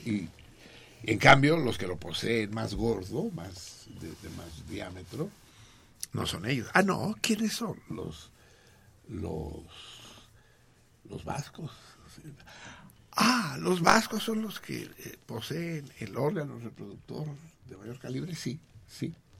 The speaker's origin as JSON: {"language": "Spanish", "country": "Mexico", "said": "los mexicanos"}